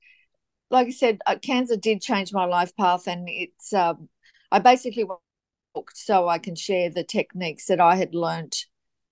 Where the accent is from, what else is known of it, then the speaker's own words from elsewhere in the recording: Gold Coast, Queensland, Australia; also born or lived in Sydney, New South Wales; So I'm from the Gold Coast, Queensland, Australia. I was born in Sydney